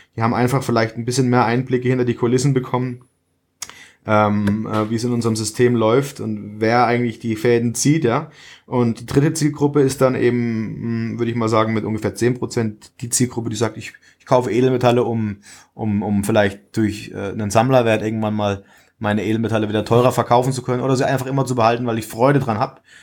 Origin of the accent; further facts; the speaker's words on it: Würzburg region, Bavaria, Germany; moved away as an adult; now in Villingen-Schwenningen, Germany; Ich komme eigentlich aus der Region Würzburg habe dort auch äh, den Großteil meines Lebens verbracht